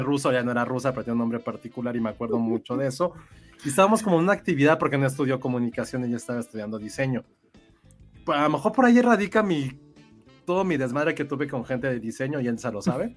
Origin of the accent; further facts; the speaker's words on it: Mexico City, Mexico; siento que soy muy chilango